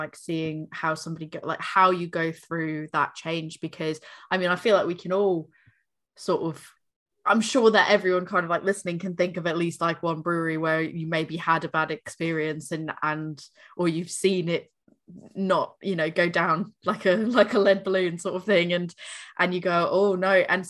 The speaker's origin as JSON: {"language": "English", "region": "South East England", "country": "United Kingdom", "said": "I'm from Berkshire. We've got like a few breweries in that area"}